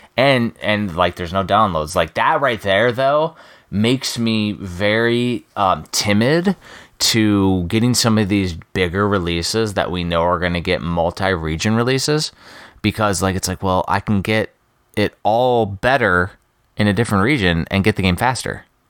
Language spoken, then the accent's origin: English; Midwest, United States; moved away; I'm from the Midwest.